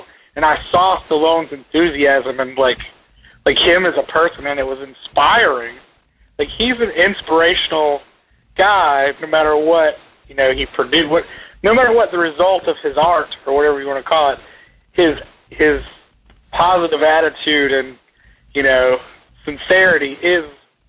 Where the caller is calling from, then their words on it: Jacksonville, Florida, United States; No, I'm calling from Florida.